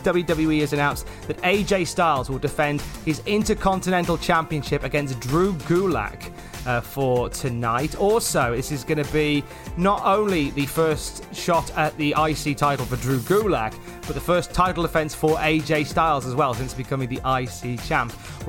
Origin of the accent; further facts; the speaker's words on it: Canada; Then there's the simple fact that I'm Canadian and there are American dates, so there's a lot of paperwork that goes into it.